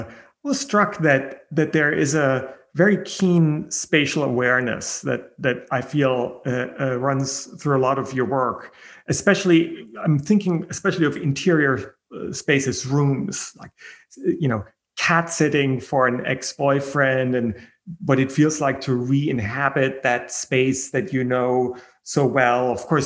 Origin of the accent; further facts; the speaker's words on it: Germany; born there; I was born in Germany.